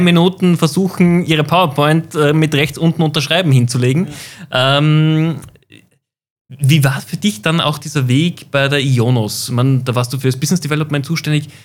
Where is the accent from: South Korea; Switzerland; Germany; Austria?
Austria; als Österreicher